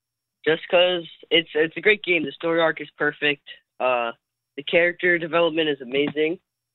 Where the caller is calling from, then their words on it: New Jersey, United States; I'm calling from New Jersey.